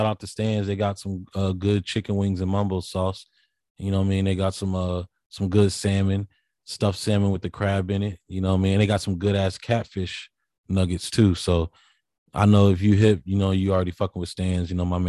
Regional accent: Nashville, Tennessee, United States; also born or lived in Memphis; now in Fredericksburg, United States; And I'm from Tennessee, Nashville, and Memphis.

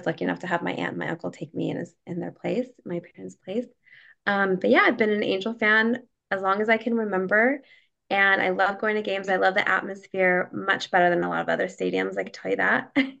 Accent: Orange County, California, United States; I grew up in Orange County. I've lived here my whole life. I live down the street from the stadium

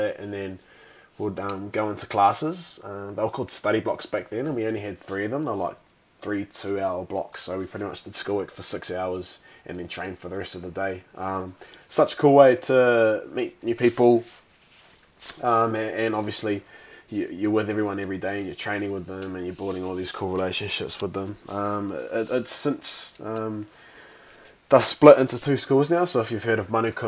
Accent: Taranaki, New Zealand; I was born in Taranaki, just running an absolute muck growing up on a farm

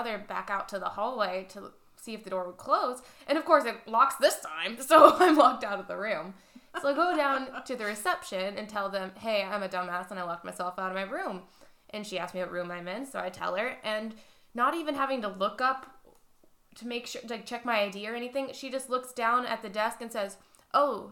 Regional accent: Cleveland, Ohio, United States; It's close to home, literally like my hometown

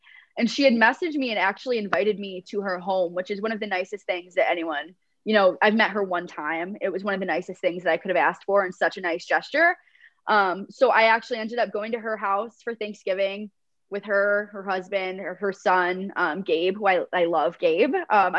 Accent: New York, United States; now in Chicago, United States; So my hometown, I graduated 50 kids in high school. Population of my town itself, my school was two or three towns combined. Maybe population of 1,000 in my hometown.

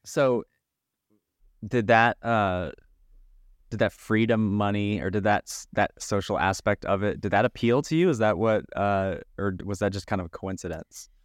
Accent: Midwest, United States; growing up and living in the Midwest

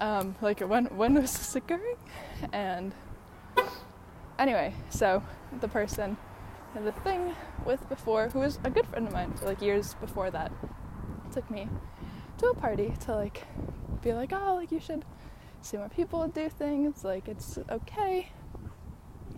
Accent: Chicago, Illinois, United States; moved away; I grew up in Chicago

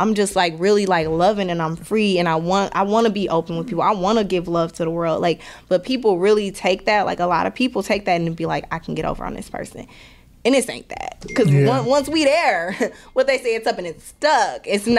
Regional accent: Milwaukee, Wisconsin, United States; Like I said, like, I'm from Milwaukee. Like, people are like, oh, you're from Wisconsin? I'm like, yeah, Wisconsin. But Milwaukee, to be specific, do not play with me, bro.

